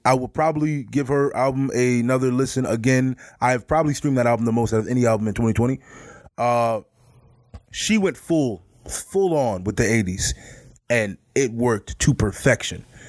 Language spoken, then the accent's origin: English; Midwest, United States; I grew up in the Midwest